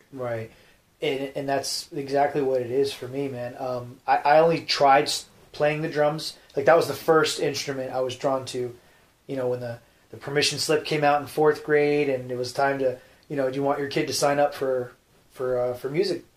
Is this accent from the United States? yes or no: yes; New Jersey, United States; moved away; I'm from Jersey